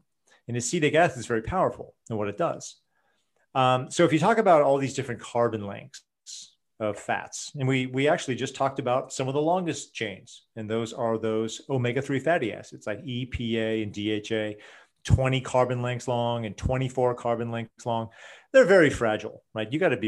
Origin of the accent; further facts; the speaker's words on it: Portland, Oregon, United States; But, you know, I grew up in Portland, Oregon, and I used to go to health food stores way back in the 70s and the 80s.